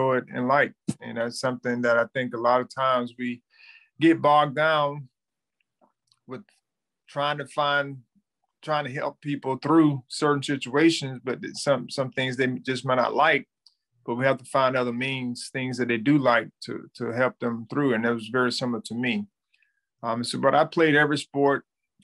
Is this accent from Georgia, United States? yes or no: yes; Thomasville, Georgia, United States; I was born and raised in Thomasville, Georgia, which is a small town, you know, about 45 minutes outside of north of Tallahassee